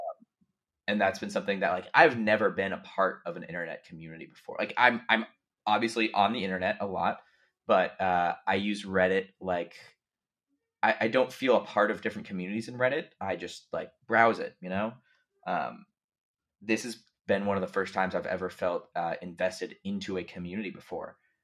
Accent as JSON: {"language": "English", "country": "United States", "said": "I'm American"}